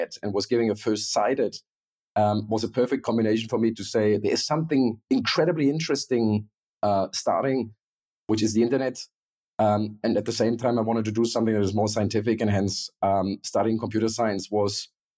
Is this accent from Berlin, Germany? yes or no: yes; Berlin, Germany; I was born in East Berlin, literally grew up behind the Berlin Wall